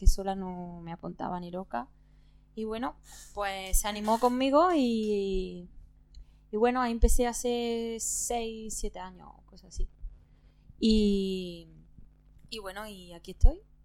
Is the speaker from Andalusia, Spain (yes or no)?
yes; Córdoba, Andalusia, Spain; moved away as an adult; now in Barcelona, Spain; yo soy de Córdoba. Llevo aquí viviendo en Barcelona un, año solamente